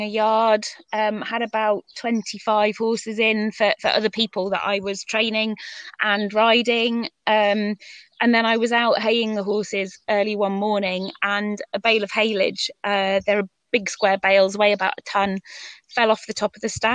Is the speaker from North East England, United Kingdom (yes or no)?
yes; Northumberland, North East England, United Kingdom; also born or lived in Kent; We moved up to Northumberland. My mum was from up that area, so we moved up there when I was 10.